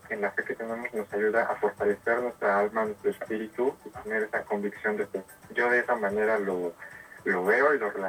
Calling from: Tehuacán, Puebla, Mexico; Sí, padre, yo estoy hablando de la ciudad de Tehuacán, soy un estudiante de la UNIT

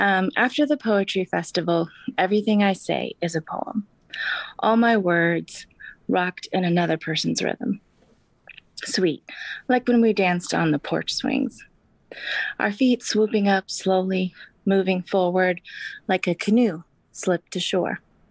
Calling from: Kansas City, Missouri, United States; I live in Kansas City in Missouri.

